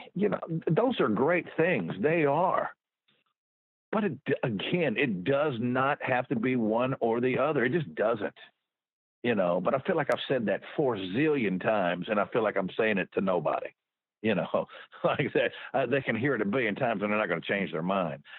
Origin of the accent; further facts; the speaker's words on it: Houston, Texas, United States; I grew up in Houston